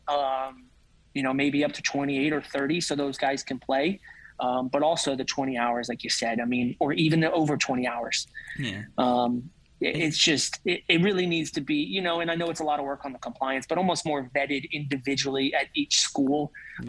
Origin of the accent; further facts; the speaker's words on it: outside of Atlanta, Georgia, United States; now in Auburn, United States; I grew up outside of Atlanta